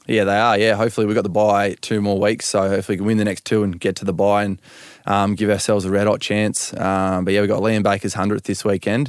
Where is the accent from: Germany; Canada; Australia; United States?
Australia; Perth, Western Australia; now in Melbourne, Australia; we're both from Perth